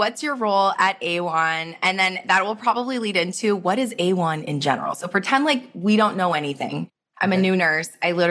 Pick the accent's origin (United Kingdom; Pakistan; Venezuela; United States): United States; Minnesota; also born or lived in Ecuador; I was born in Minnesota, which you can imagine that's its own land. Yes. And then I grew up also in Ecuador in South America.